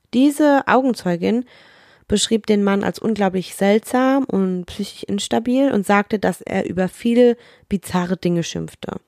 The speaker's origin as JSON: {"language": "German", "region": "Rhineland-Palatinate", "country": "Germany", "said": "babbig, sagt man bei uns in der Pfalz"}